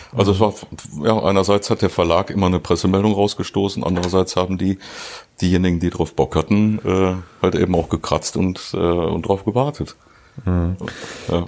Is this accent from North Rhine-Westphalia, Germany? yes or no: yes; Duisburg, North Rhine-Westphalia, Germany; ich bin ja gebürtiger Duisburger